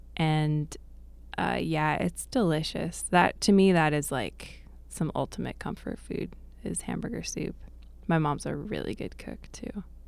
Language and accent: English; Bethel, Alaska, United States; I grew up here in Bethel, um, and my parents came up to the Y K Delta in the late seventies. So I've lived here most of my life